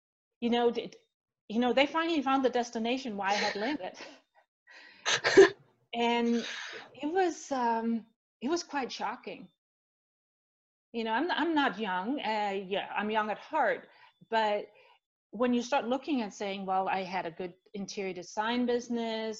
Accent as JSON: {"language": "English", "country": "Denmark", "tie": "born or raised there", "also_born_or_lived": "Switzerland / Spain / Netherlands", "moved": "as an adult", "lives_now": "United States", "said": "So I grew up in Denmark, born and raised, lived there till my late 20s."}